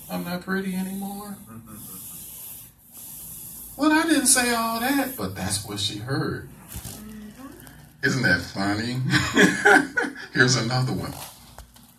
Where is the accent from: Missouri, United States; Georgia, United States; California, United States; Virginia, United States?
Missouri, United States; St. Louis; I am a Southern kid born and raised in St. Louis, Missouri